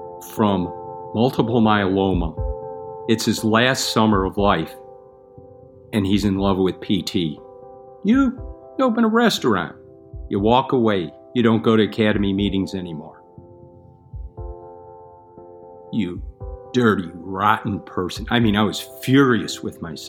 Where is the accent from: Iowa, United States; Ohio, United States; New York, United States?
New York, United States; Buffalo; Buffalo, New York.